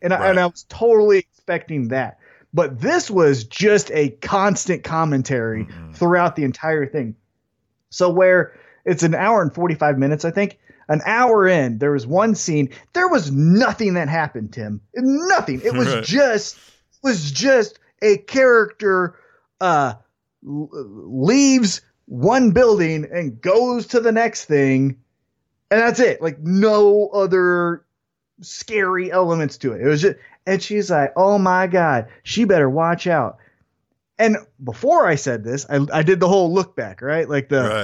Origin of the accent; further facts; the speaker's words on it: Independence, United States; I'm from Independence